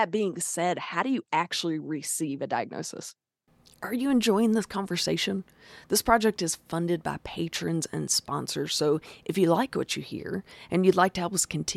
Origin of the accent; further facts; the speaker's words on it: Arkansas, United States; accent: Southern twang; That is where I'm from. We are from the South. That's where that twang comes from